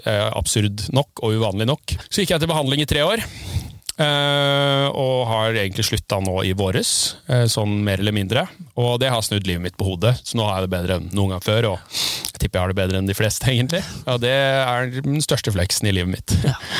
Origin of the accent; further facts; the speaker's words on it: Tjøme, Vestfold, Norway; jeg er oppvokst på Tjøme, på andre sida av fjorden her